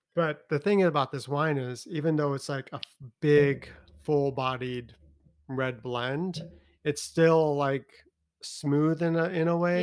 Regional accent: Chicago, Illinois, United States; now in Tennessee, United States; I'm from Chicago

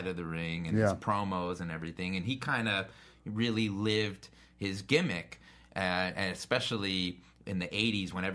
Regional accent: Philadelphia, Pennsylvania, United States; also born or lived in Lafayette Hill, Pennsylvania; I grew up in Philadelphia.

